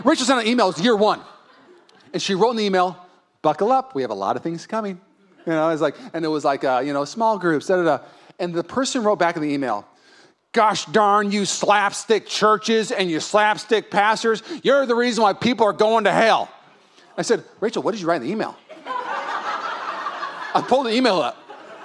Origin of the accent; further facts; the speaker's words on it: Puyallup, Washington, United States; now in California, United States; I'm from Puyallup